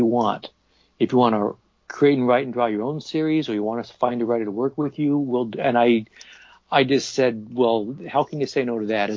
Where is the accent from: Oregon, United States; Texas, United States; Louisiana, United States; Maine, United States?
Oregon, United States; Portland; moved away as an adult; also born or lived in New Jersey; I moved back to Portland, Oregon, which is my hometown